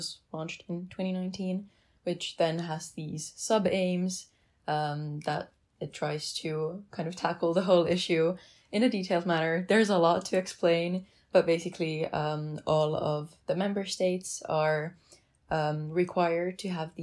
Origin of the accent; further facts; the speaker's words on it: Helsinki, Uusimaa, Finland; I come from Helsinki, Finland